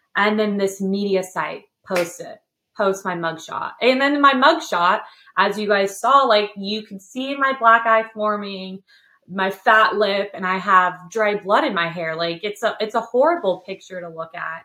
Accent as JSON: {"language": "English", "region": "California", "country": "United States", "moved": "yes", "lives_now": "Tennessee, United States", "said": "I'm from California"}